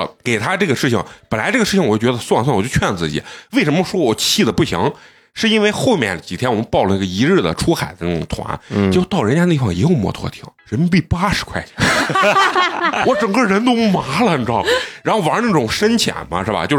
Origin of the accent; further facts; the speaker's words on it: China; 上来先跟你打招呼，我就问你从哪儿来，然后一看我是中国人，说哦，您中国人兄弟啊